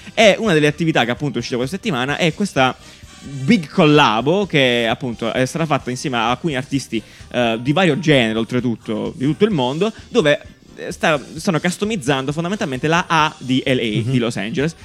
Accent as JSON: {"language": "Italian", "country": "Italy", "tie": "born or raised there", "said": "Genera Festival c'è stato a Cesterino, nel mio paese natale"}